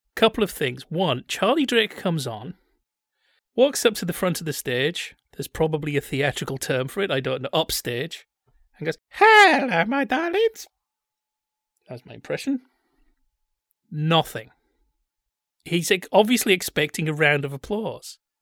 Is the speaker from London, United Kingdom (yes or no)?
no; Bradford, Yorkshire and the Humber, United Kingdom; I'm from Bradford